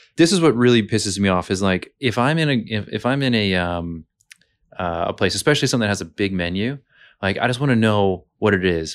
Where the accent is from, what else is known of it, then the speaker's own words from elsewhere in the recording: Montana, United States; now in Brisbane, Australia; I'm from Montana in the U S